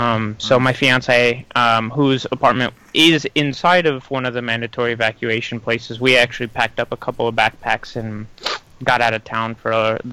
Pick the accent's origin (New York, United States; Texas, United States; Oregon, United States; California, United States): California, United States; North County San Diego; the North County San Diego lilac fires, as they are very close to home. So I'm paying more attention to the news about my hometown burning